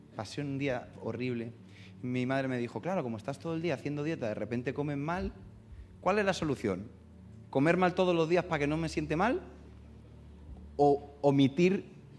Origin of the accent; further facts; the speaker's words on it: Getafe, Community of Madrid, Spain; accent: madrileño; also born or lived in Burgos; yo hablo como madrileño, aunque soy de Burgos